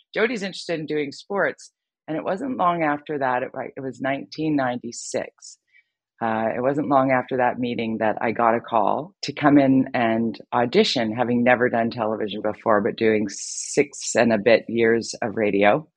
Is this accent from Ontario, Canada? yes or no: no; Vancouver, British Columbia, Canada; my hometown here in Vancouver